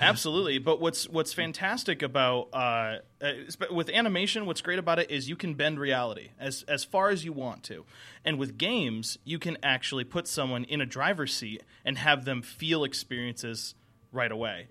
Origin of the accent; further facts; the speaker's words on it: Connecticut, United States; now in Atlanta, United States; I'm originally from the Northeast